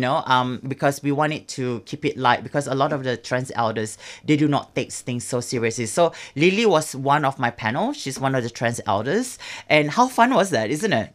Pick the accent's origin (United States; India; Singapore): Singapore; moved away; back in Singapore